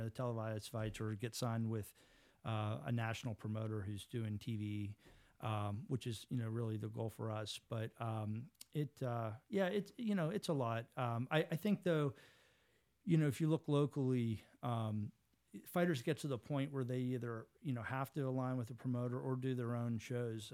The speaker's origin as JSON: {"language": "English", "town": "Pittsburgh", "region": "Pennsylvania", "country": "United States", "tie": "born or raised there", "said": "I grew up in Squirrel Hill"}